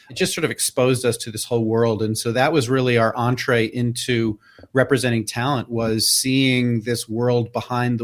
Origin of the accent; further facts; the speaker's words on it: New York City, New York, United States; I growing up in New York City in the 70s and early 80s